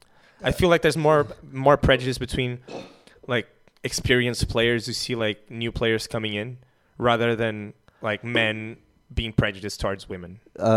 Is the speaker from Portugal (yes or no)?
yes; Portugal; I'm from Portugal.